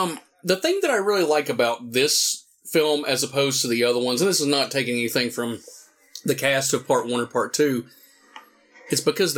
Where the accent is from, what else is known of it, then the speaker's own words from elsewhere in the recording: Morristown, Tennessee, United States; In my hometown of Morristown, Tennessee, home of the original Evil Dead.